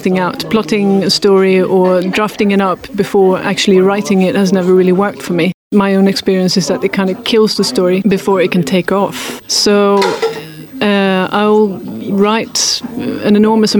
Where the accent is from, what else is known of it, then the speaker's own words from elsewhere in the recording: Sweden; first language Swedish; English is a second language; Swedish is my native language and English isn't.